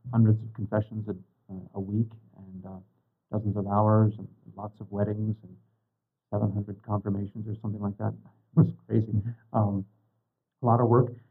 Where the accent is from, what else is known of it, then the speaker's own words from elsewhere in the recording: Tri Cities, Washington, United States; also born or lived in Ohio / Spokane, Washington; I was born in Ohio. We moved out to the Tri Cities when I was going into sixth grade, and so lived there and uh, graduated from high school down there, public high school, and then uh, came up to Gonzaga, graduated, and stayed in uh, Spokane